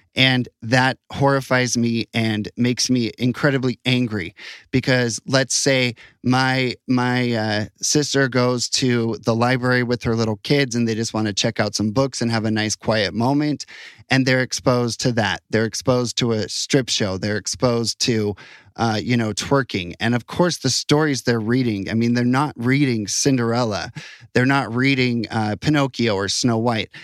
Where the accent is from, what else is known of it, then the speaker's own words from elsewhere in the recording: United States; now in Utah, United States; I'm proud of being an American